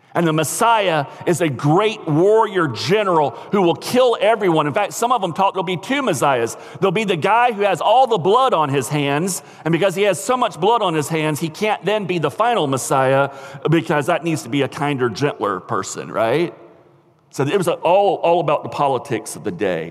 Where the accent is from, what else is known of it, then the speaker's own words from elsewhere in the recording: United States; as American Christians